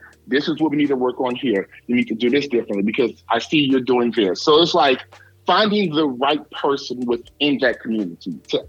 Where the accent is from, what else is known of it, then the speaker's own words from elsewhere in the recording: New Orleans, Louisiana, United States; I am from New Orleans, but I am from the projects of New Orleans. I was born in the St. Bernard Project. I was raised in the Magnolia Project. I grew up in the Ninth Ward.